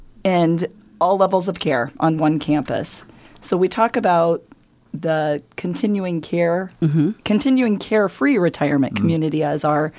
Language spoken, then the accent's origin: English; Pender, Nebraska, United States; background, born and raised in Pender, Nebraska, a little small town farming community.